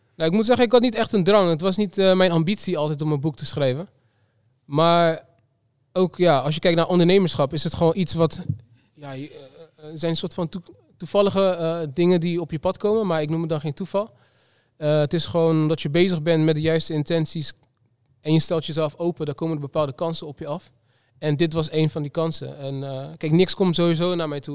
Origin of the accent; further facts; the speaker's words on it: Rotterdam, South Holland, Netherlands; Rotterdam, de stad waar ik vandaan kom. waar ik ben geboren en getogen.